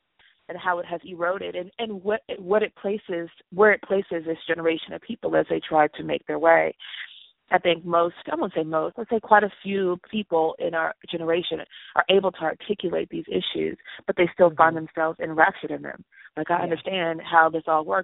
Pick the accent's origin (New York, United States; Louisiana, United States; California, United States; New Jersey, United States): California, United States; Los Angeles; I'm from Los Angeles